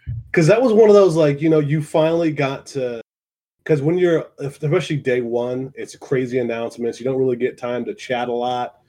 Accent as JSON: {"language": "English", "country": "United States", "said": "we're both from North or from northern Ohio, southern Michigan"}